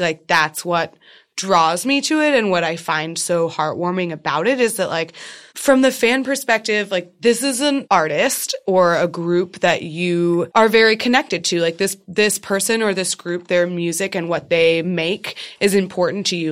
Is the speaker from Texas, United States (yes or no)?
yes; Austin, Texas, United States; I'm originally from Texas